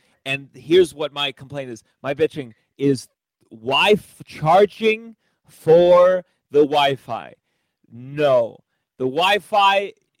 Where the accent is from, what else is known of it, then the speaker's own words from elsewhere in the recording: New York, United States; I'm from New York.